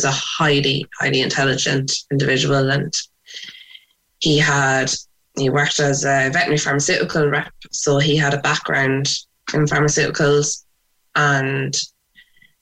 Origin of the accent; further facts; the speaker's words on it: Sligo, Connacht, Ireland; moved away as an adult; now in Cork, Ireland; I'm from Sligo originally